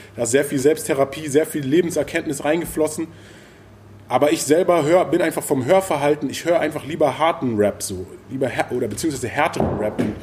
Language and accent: German; Berlin, Germany; ich komme auch aus Berlin, aus dieser Zeit